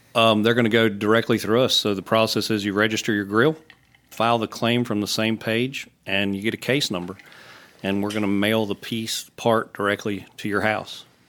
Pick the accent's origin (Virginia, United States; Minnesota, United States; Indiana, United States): Virginia, United States; Roanoke; moved away; I'm from Southwest Virginia, Roanoke